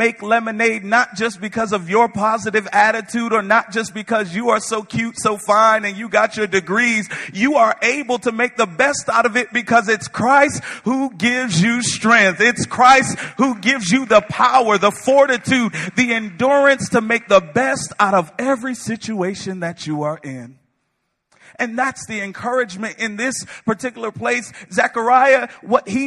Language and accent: English; Connecticut, United States; moved away; I'm from Connecticut.